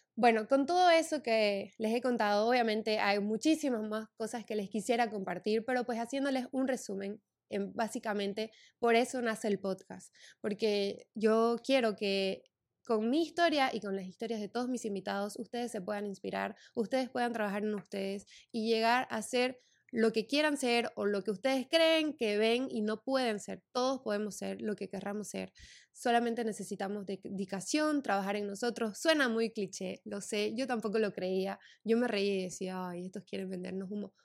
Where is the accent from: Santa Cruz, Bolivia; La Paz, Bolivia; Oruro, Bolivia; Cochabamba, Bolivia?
Santa Cruz, Bolivia; Santa Cruz de la Sierra; moved away as an adult; now in United States; yo soy de Santa Cruz de la Sierra, Bolivia